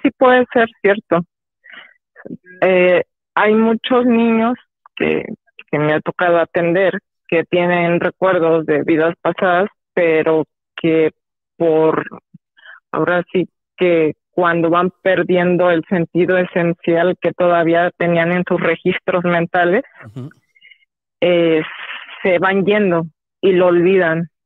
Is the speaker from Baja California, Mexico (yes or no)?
no; State of Mexico, Mexico; del Estado de México